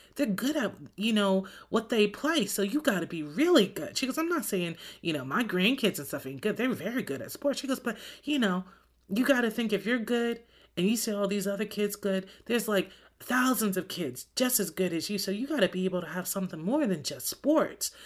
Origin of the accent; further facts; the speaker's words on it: New Jersey, United States; moved away; I'm from New Jersey